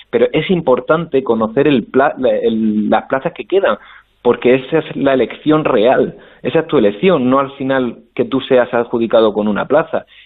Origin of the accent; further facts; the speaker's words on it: Murcia, Region of Murcia, Spain; yo que por ejemplo soy de Murcia y tenía pensado mejor irme a Murcia o cercano